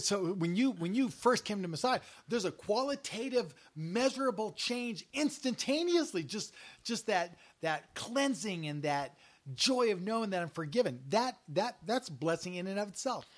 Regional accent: United States; We're American.

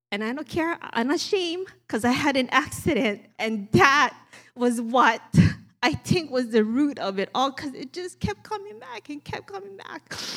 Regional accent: Maui, Hawaii, United States; accent: Pidgin; growing up, born and raised in Maui, we speak Pidgin.

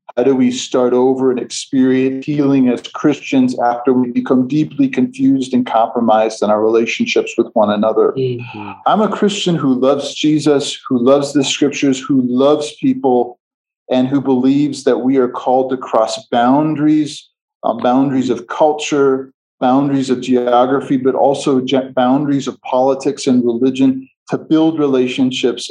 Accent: outside of Chicago, Midwest, Illinois, United States; moved away as an adult; now in Ethiopia; I was born and raised outside of Chicago in the Midwest of the United States

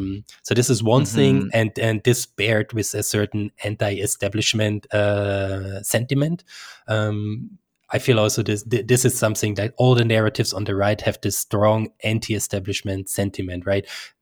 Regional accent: Austria; Even, you know, in my home country in Austria and Switzerland, we have a sizable chunk of people that are susceptible to these.

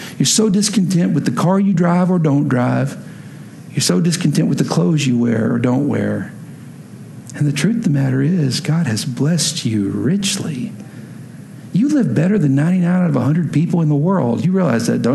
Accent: Texas, United States; moved away; I'm from Texas originally

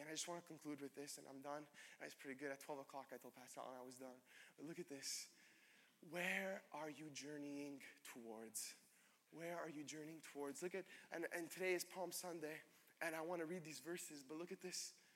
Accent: Laval, Quebec, Canada; I grew up in Laval

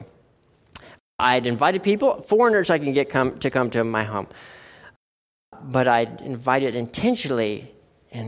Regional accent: United States; moved away as an adult; now in Logroño, Spain; we're Americans

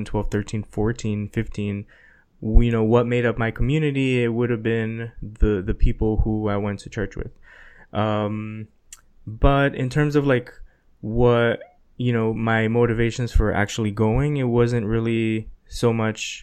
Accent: South Florida, United States; also born or lived in New York; we moved from New York to Florida

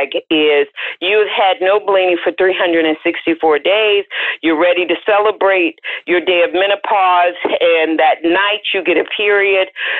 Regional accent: the South, United States; I'm from the South, so my mother is not called Mother. She's called Mama.

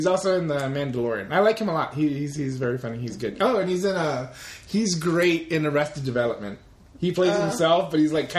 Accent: Germany; I'm from Germany.

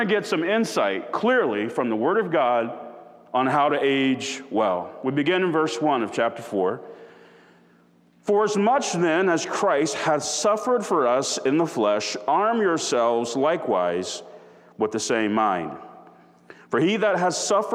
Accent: United States; an American people in 2022

